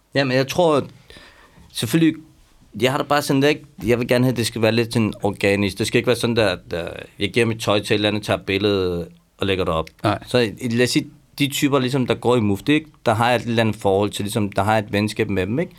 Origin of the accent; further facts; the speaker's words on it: Iran; now in Denmark; jeg er også iraner